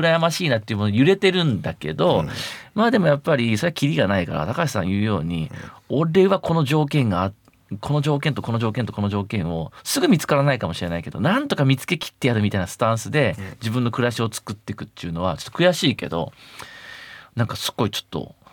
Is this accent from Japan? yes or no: yes; Fukui, Japan; now in Tokyo, Japan; 地元の福井だけじゃなくて